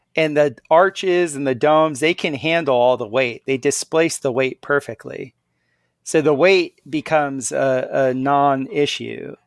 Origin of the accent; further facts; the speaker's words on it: Miami, Florida, United States; moved away as an adult; also born or lived in Central America; I grew up in South Florida